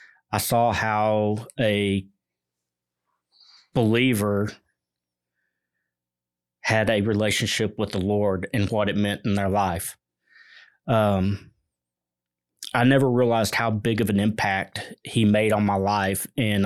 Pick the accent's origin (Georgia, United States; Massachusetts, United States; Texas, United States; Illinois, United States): Texas, United States; Fort Worth; I grew up here in the Mid-Cities area of Fort Worth.